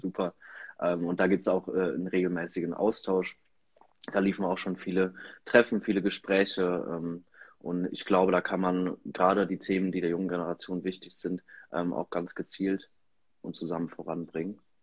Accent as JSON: {"language": "German", "town": "Erpel", "region": "Rhineland-Palatinate", "country": "Germany", "tie": "born or raised there", "said": "hier in meinem Heimatort in Erpel im Gemeinderat"}